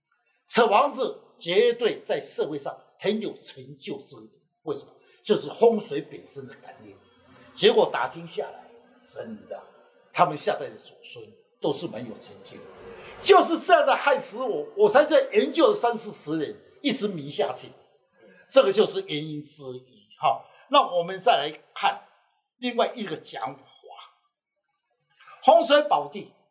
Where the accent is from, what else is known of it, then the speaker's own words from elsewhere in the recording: Yunlin County, Taiwan; 我是云林人，我家里人，对不起，我爸爸妈妈就在台北了。